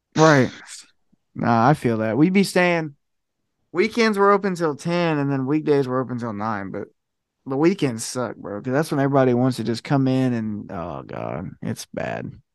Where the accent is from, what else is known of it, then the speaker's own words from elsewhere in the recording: Ohio, United States; I'm from Ohio